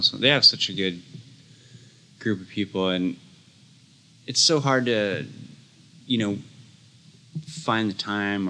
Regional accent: San Jose, California, United States; moved away as an adult; Yeah, I moved there when I was 20 from San Jose

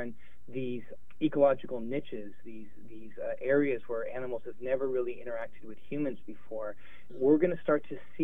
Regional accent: Los Angeles, California, United States; now in New Orleans, United States; I grew up in Los Angeles when I was a little boy

